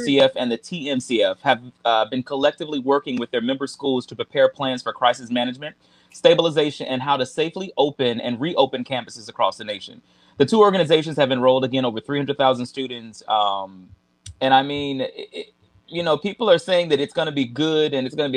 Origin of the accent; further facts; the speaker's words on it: Houston, Texas, United States; I'm from Houston.